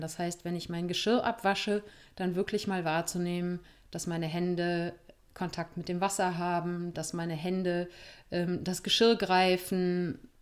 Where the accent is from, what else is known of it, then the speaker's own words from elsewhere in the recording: Germany; Wir sind hier in Deutschland, in Meckert-Deutschland aufgewachsen.